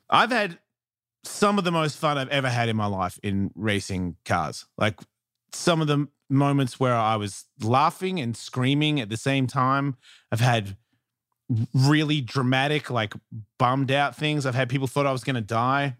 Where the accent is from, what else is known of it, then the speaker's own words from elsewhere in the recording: Melbourne, Victoria, Australia; I'm from Melbourne